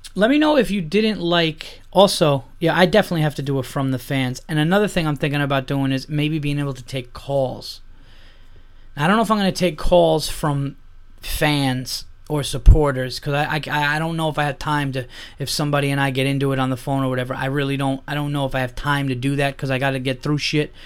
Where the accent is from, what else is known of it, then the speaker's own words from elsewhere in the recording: Yonkers, New York, United States; I was born in Yonkers